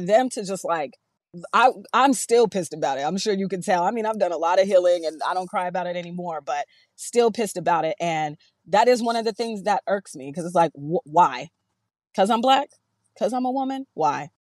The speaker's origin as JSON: {"language": "English", "town": "Seattle", "region": "Washington", "country": "United States", "moved": "yes", "lives_now": "Eastern Washington, United States", "said": "I am from Seattle, Seattle all day"}